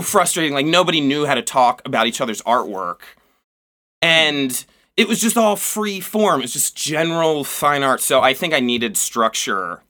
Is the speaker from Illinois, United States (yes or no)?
no; Turnersville, New Jersey, United States; moved away as an adult; now in Baltimore, United States; I grew up in South Jersey. Like, uh, pretty cl-, pretty close to Philadelphia